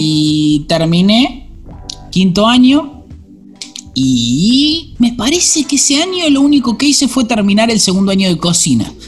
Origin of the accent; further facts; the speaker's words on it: Buenos Aires, Argentina; Soy de Belgrano, nacido, criado. Y vivo hoy en Belgrano.